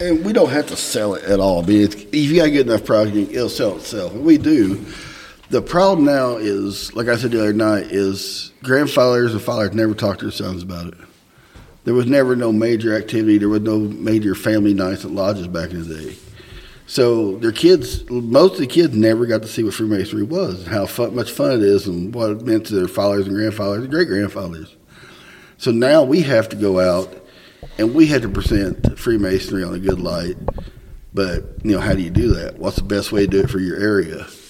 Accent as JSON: {"language": "English", "region": "Southern Indiana", "country": "United States", "said": "Southern Indiana"}